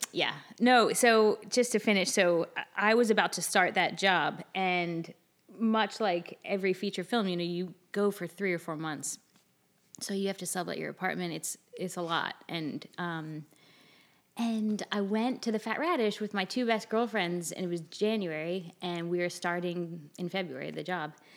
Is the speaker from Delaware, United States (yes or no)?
yes; Delaware, United States; moved away as an adult; also born or lived in New York; now in Charleston, United States; I'm from Delaware originally